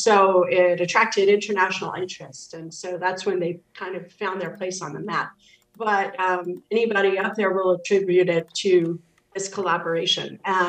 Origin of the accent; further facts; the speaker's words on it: Ireland; No, I've been to Ireland plenty of times. I'm Irish.